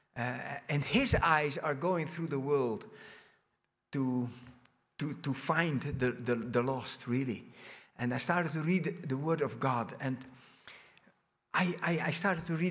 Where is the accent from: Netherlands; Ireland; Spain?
Netherlands; moved away as an adult; also born or lived in Brazil; I was born in Holland. I grew up in a big family. My parents immigrated in 1963 from Holland to Brazil